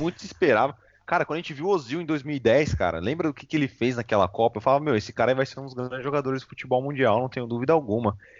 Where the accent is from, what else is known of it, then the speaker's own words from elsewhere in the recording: Brazil; Eu sou brasileiro